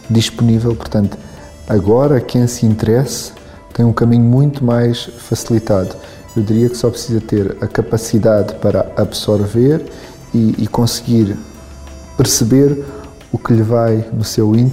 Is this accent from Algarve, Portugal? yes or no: yes; Algarve, Portugal; now in Lisbon, Portugal; Eu vim do Algarve para Lisboa para estudar Direito.